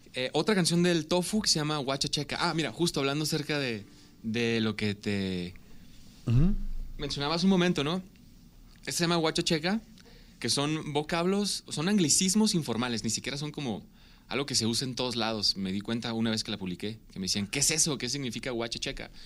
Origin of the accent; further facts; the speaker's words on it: Ciudad Obregón, Sonora, Mexico; now in Guadalajara, Mexico; nací en Ciudad Obregón, Sonora